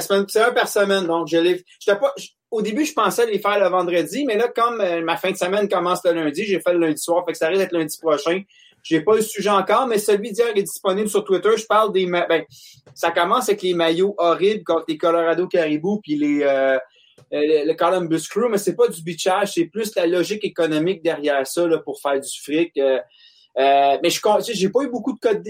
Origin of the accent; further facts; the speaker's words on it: Monteuil, Quebec, Canada; je viens de Monteuil